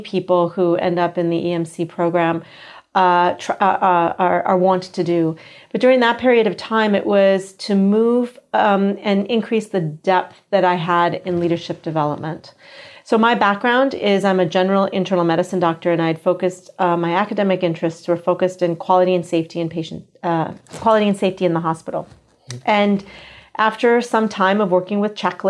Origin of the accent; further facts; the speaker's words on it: United States; accent: American; moved away as an adult; also born or lived in San Francisco; now in Singapore; I am American, as you can tell by my accent